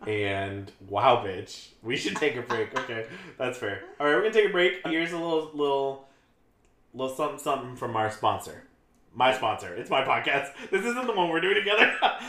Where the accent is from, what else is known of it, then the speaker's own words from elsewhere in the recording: London, United Kingdom; I'm from London. Shout out to my Paris girls.